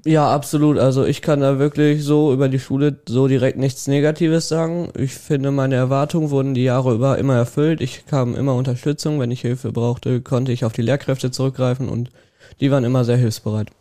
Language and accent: German; Welver, North Rhine-Westphalia, Germany; ich komme aus Borgeln